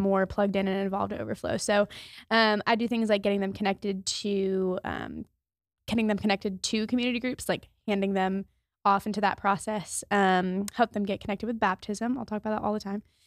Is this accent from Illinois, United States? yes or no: no; Maryland, United States; moved away as an adult; I'm from Maryland, so I was six hours away from home